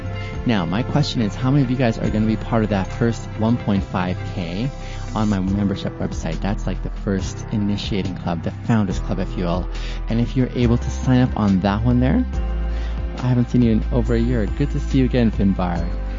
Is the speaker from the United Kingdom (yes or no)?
no; Arizona, United States; Now I am from Arizona.